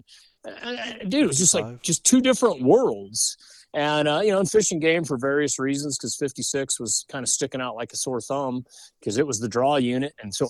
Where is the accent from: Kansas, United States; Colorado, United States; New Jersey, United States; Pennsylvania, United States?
Colorado, United States; We're from Colorado, it was way better than it was then.